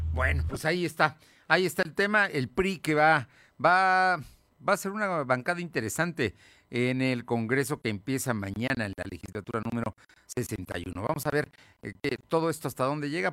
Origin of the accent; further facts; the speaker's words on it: Mexico; como somos los mexicanos